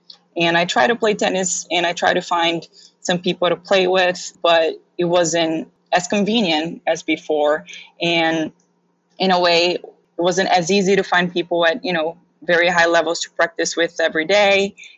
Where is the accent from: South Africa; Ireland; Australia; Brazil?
Brazil; also born or lived in Daytona Beach, United States / Philadelphia, United States; now in United States; So I moved from super hot weather from Brazil to super hot weather to Daytona Beach to Philadelphia, where, you know, it snows and there's shoveling involved in all of that.